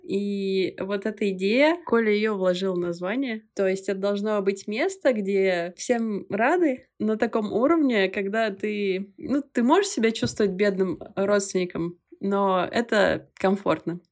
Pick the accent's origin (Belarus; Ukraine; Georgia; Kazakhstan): Belarus; moved away as an adult; Я не могу сказать, что уехала, потому что я всегда сюда возвращаюсь